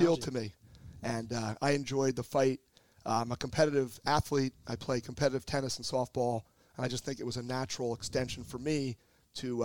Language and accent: English; Philadelphia, Pennsylvania, United States; also born or lived in Montgomery County, Pennsylvania; I am born and raised in Philly